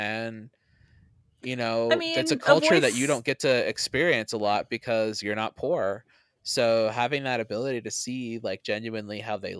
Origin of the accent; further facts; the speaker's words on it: Canada; I'm not from Florida. I'm from Canada.